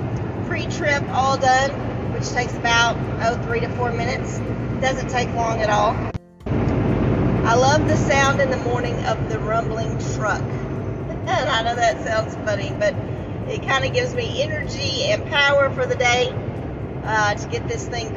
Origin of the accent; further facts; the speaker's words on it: Atlanta, Texas, United States; I literally just left my hometown of Atlanta, Texas